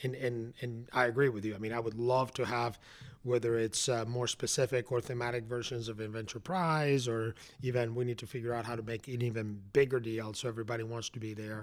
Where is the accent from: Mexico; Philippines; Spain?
Spain; Madrid, Community of Madrid; moved away as an adult; now in Atlanta, United States; I grew up in Spain. I went to college in Spain